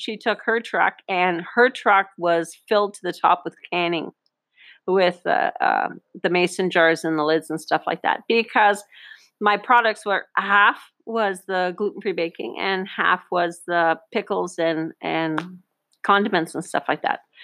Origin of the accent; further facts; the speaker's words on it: Northern Ontario, Canada; moved away; a little girl growing up in Northern Ontario 50 years ago